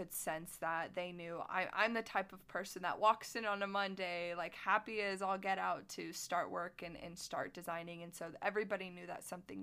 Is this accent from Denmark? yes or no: no; Plymouth, Indiana, United States; moved away as an adult; my hometown of Plymouth, Indiana, which is about 2 hours north of Indianapolis